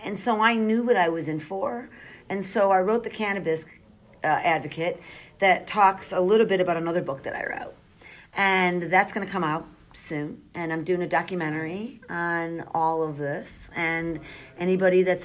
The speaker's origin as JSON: {"language": "English", "town": "Chicago", "region": "Illinois", "country": "United States", "tie": "born or raised there", "also_born_or_lived": "Australia", "said": "I grew up in Michael Madigan's district, and I watched my community, like Marquette Park"}